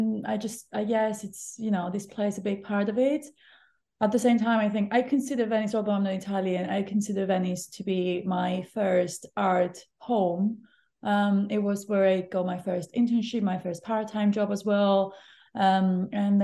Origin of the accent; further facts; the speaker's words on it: Cyprus; now in London, United Kingdom; I grew up next to the beach, not really next to the beach, but like in an island.